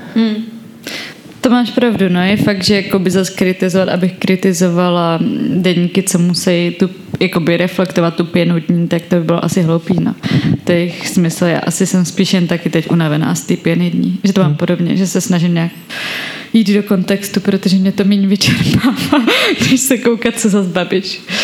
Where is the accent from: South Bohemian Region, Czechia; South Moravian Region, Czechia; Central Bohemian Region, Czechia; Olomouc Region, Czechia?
South Bohemian Region, Czechia; Tábor; now in Prague, Czechia; Žila jsem v táboře a pak teď žiju v Praze